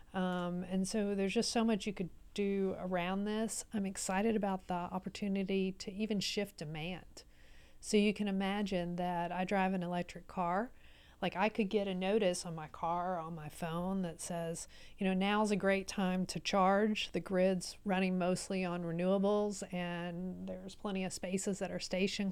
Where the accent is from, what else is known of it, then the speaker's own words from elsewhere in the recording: Baytown, Texas, United States; also born or lived in Houston, Texas; I grew up in Baytown, so on the other side of Houston